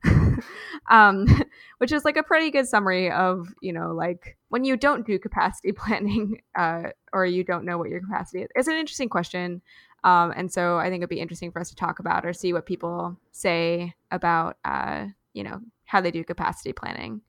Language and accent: English; Louisville, Kentucky, United States; I grew up in Louisville